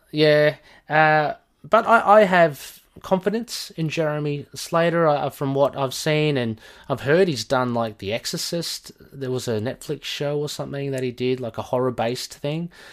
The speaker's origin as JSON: {"language": "English", "country": "Australia", "said": "I'm obviously from Australia, if you, if you don't know from my accent"}